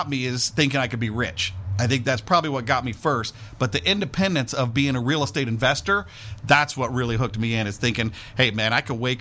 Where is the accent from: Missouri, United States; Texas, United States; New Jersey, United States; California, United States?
Missouri, United States; St. Louis; moved away; I grew up in the Midwest, just outside of St. Louis, Missouri.